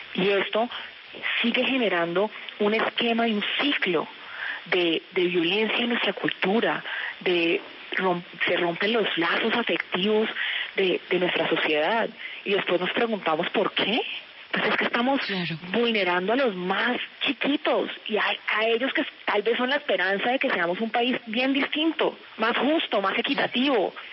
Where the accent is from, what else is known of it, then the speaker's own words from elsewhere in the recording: Colombia; como madre, como mujer y como colombiana